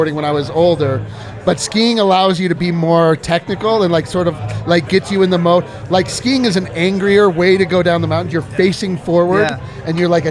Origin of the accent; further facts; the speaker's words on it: Colorado, United States; I'm from Colorado